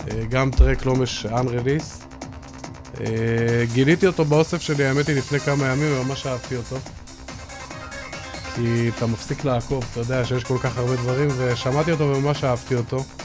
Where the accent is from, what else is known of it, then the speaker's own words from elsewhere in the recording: Jerusalem, Jerusalem District, Israel; אני זוכר כילד, הייתי גר בירושלים, והיו שתיים, שלוש חנויות, ואימא שלי הייתה נותנת לי כל יום איזה 15-20 שקל לאוכל